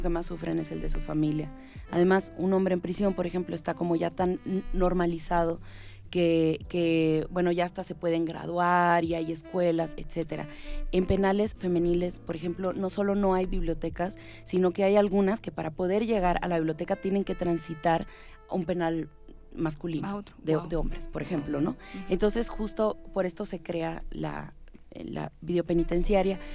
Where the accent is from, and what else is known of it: Tijuana, Baja California, Mexico; born or raised there; also born or lived in Cuba / Havana, Cuba